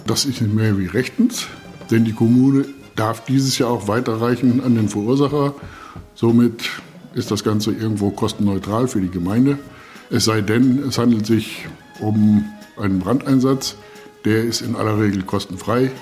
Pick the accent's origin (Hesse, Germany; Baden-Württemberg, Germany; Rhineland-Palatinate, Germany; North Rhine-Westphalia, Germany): Hesse, Germany; Vasbeck; bei uns in Fassberg